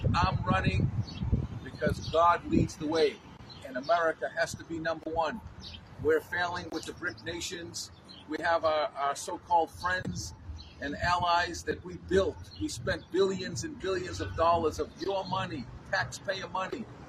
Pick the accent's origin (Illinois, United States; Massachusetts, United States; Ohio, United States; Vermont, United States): Massachusetts, United States; Boston; I was born in Boston.